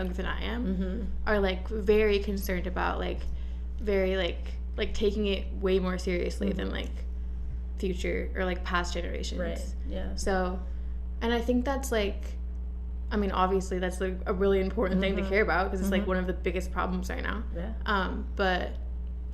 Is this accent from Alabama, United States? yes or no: no; Washington, United States; moved away as an adult; now in Los Angeles, United States; I'm from Washington State, where it's like very green